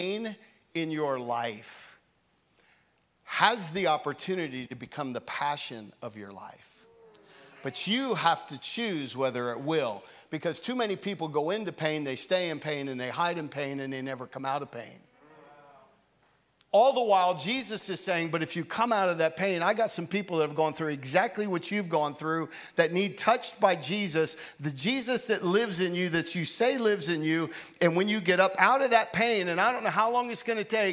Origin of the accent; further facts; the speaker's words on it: York, Pennsylvania, United States; York, Pennsylvania, my hometown.